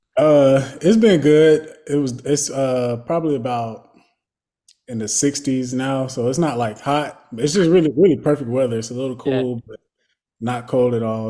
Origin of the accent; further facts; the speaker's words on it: Florida, United States; moved away as an adult; growing up in Florida